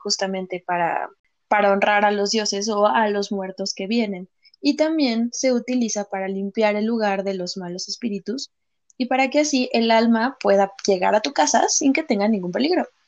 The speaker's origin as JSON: {"language": "Spanish", "country": "Mexico", "said": "nos pasa mucho como mexicanos"}